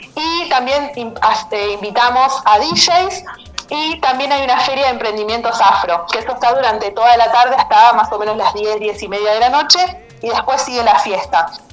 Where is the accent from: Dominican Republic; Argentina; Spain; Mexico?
Argentina; yo soy arquitecta, soy argentina